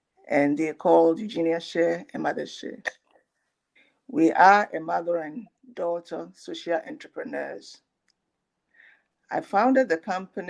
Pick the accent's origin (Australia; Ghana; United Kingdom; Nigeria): Ghana; My experience is growing up in Ghana